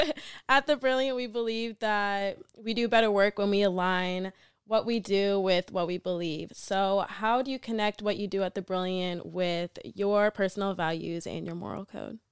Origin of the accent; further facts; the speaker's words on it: Massachusetts, United States; also born or lived in Atlanta, Georgia; I moved from Atlanta to Massachusetts going into sixth grade